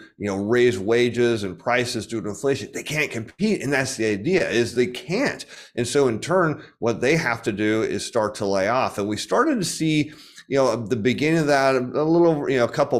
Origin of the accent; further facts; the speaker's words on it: United States; I, as an American